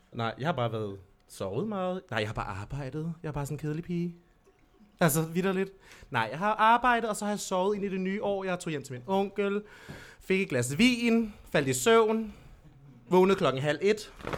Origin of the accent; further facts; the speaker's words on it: Lolland, Zealand, Denmark; moved away; Jeg er fra Lolland.